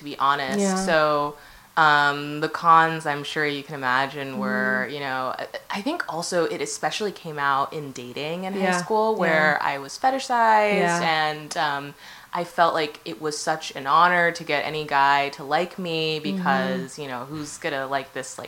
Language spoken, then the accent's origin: English; Saratoga Springs, New York, United States; also born or lived in Orlando, Florida; my mom raised me in Saratoga Springs, which is a like small city in upstate New York